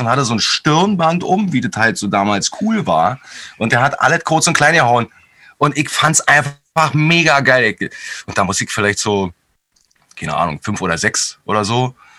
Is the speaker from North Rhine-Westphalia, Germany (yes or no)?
no; Berlin, Germany; ich bin mit meiner Mutter aufgewachsen in Hellersdorf in, einer, in einer, so einer Neubauplatte.